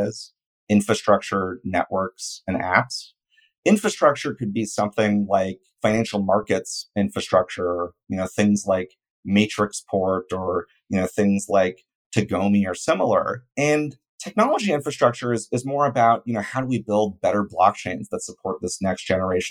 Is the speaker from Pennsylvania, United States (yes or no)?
no; a suburb of Oakland, near San Francisco, California, United States; I grew up near San Francisco in a suburb of Oakland